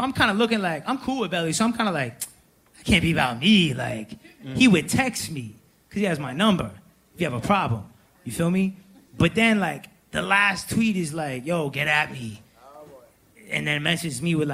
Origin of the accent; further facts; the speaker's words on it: Atlanta, Georgia, United States; we're both from Atlanta.